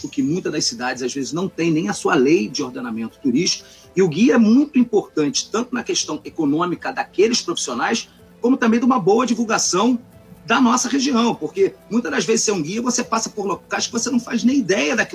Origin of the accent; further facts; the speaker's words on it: Angra dos Reis, Rio de Janeiro, Brazil; que sou daqui da Diangra do Reis, sou da região Costa Verde